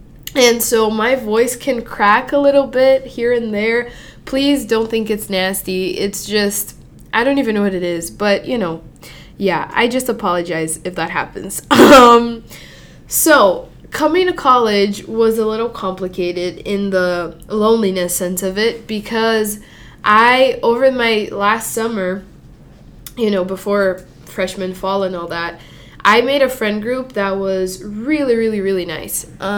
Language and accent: English; Mozambique; also born or lived in Brazil; Yeah, I'm from Mozambique or Brazil. It really depends. I never have one straight answer. But anyway, I'm from there.